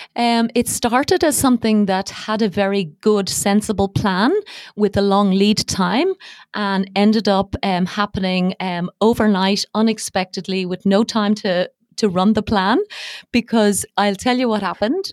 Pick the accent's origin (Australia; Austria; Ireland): Ireland; Dublin, Leinster; accent: not a very strong Irish accent; moved away as an adult; also born or lived in Dubai, United Arab Emirates; now in United Arab Emirates; I was born and bred in Dublin, and I spent most of my life in Ireland